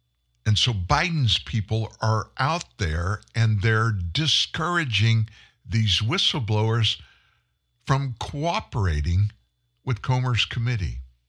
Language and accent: English; South Louisiana, United States; I grew up in South Louisiana, and I spent a lot of time in swamps.